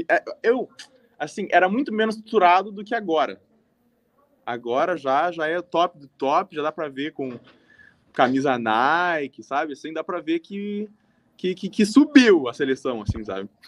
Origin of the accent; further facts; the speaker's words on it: Montreal, Quebec, Canada; born there; also born or lived in Porto Alegre, Brazil; now in Trois-Rivières, Canada; Nasci em Montreal, fui para Porto Alegre, voltei para Montreal e daí vim para Trois Rivières.